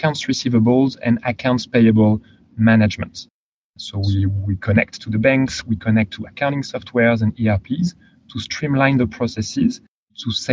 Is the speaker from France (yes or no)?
yes; France; accent: French; English is a second language; moved away; originally from France. You can probably tell from my accent.